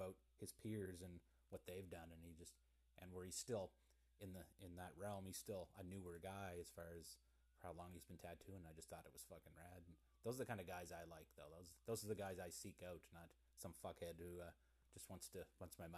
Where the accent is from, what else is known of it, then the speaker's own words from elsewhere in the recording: Pictou County, Nova Scotia, Canada; I'm from Pictou County, Nova Scotia